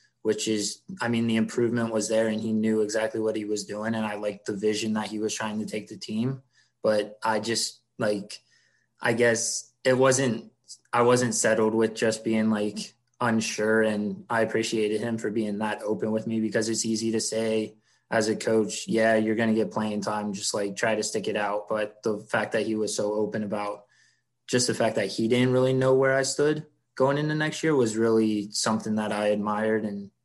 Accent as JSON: {"language": "English", "town": "Columbus", "region": "Ohio", "country": "United States", "tie": "born or raised there", "also_born_or_lived": "Greensboro, North Carolina / Lynchburg, Virginia", "moved": "as an adult", "lives_now": "Memphis, United States", "said": "originally from Columbus, Ohio. So I grew up in Columbus, Ohio"}